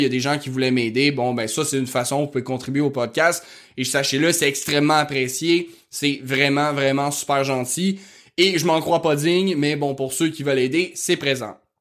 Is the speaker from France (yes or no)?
no; Quebec, Canada; accent: rural Québécois (fond de campagne); mon accent de fond de campagne